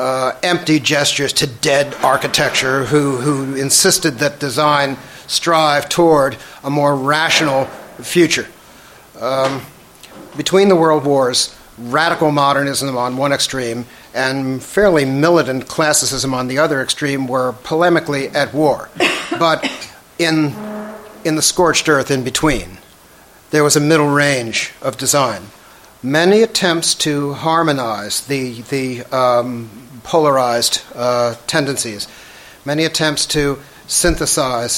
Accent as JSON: {"language": "English", "town": "Washington", "region": "District of Columbia", "country": "United States", "tie": "born or raised there", "said": "I grew up in Washington, D.C., and in my early 20s, I began to look at my own city with, you know, different eyes"}